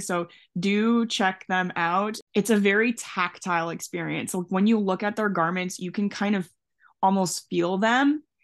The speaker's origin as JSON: {"language": "English", "country": "Canada", "said": "I'm from Canada"}